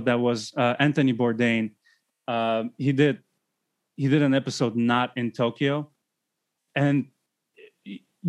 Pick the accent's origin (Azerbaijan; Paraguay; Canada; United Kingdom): Azerbaijan; Baku; moved away; also born or lived in Los Angeles / Chicago; I've lived in bigger cities like, LA, Chicago, and growing up in Baku, Azerbaijan